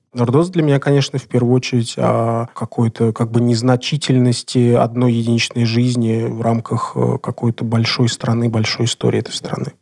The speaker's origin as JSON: {"language": "Russian", "region": "Moscow", "country": "Russia", "said": "я москвич"}